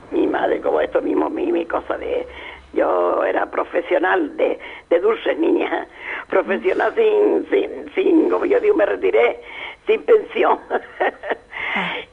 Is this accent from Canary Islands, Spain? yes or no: yes; Canary Islands, Spain; La palabra de aquí, nosotros también pachorra.